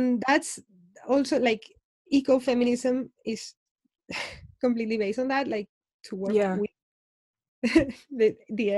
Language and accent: English; Spain; I'm from Spain